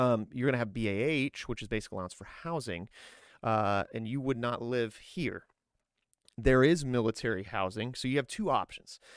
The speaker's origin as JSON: {"language": "English", "area": "Grissom Air Force Base", "region": "Indiana", "country": "United States", "tie": "born or raised there", "also_born_or_lived": "Fort Drum, New York", "moved": "as an adult", "said": "I grew up outside of Grissom Air Force Base"}